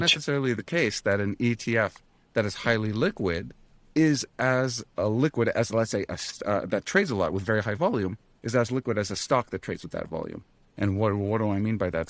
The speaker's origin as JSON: {"language": "English", "town": "Ottawa", "region": "Ontario", "country": "Canada", "tie": "born or raised there", "moved": "yes", "said": "in Ottawa right now, my hometown"}